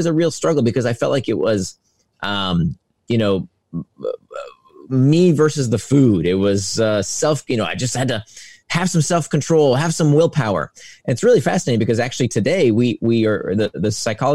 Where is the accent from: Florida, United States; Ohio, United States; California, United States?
Florida, United States; Central; I grew up in Central Florida